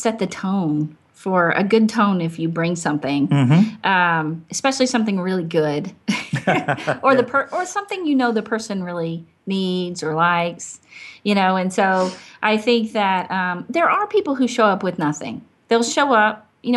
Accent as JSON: {"language": "English", "region": "Arkansas", "country": "United States", "also_born_or_lived": "Michigan", "moved": "yes", "said": "I'm from Arkansas"}